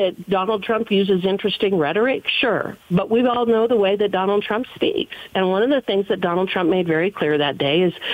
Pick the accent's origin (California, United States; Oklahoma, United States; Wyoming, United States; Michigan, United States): Wyoming, United States; I'm from Wyoming.